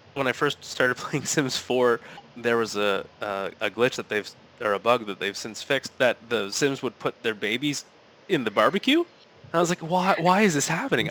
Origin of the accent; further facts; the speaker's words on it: Sarnia, Ontario, Canada; growing up in Sarnia